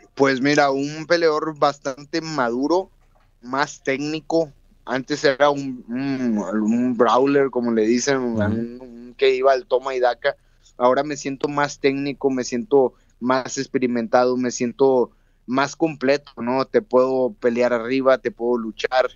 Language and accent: Spanish; Monterrey, Nuevo León, Mexico; moved away as an adult; now in Tijuana, Mexico; yo soy de Monterrey, Nuevo León, ahí tengo mi familia, mis hermanos, yo vivo con mi esposa en Tijuana